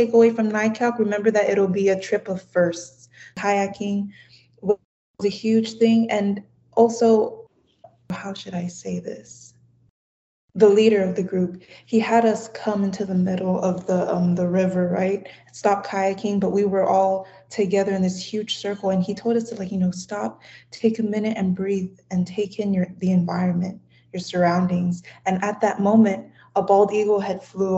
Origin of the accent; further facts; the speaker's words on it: American Samoa; first language Samoan; English is a second language; I just introduced myself in my native language, the Samoan language. I am originally from American Samoa